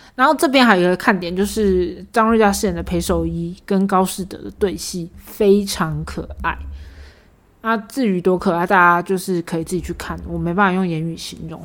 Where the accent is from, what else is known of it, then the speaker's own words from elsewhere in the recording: Taiwan; 我们台湾人没有在说视频的好吗